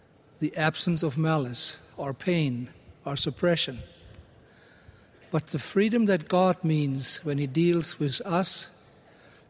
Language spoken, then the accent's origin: English; Germany; moved away; my home country of Germany